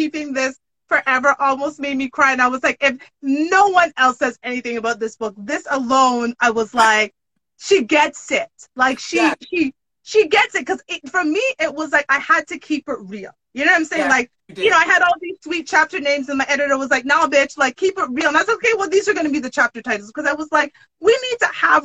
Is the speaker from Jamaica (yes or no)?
yes; Jamaica; I'm Jamaican